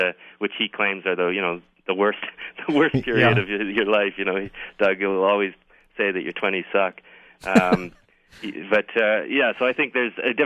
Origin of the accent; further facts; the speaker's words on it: Toronto, Ontario, Canada; I'm from Toronto